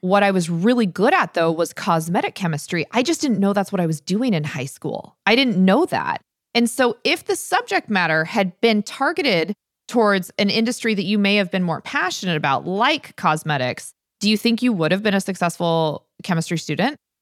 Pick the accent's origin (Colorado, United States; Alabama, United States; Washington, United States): Washington, United States; Stanwood; growing up when Stanwood was magical, I love the fact that I grew up without cable or internet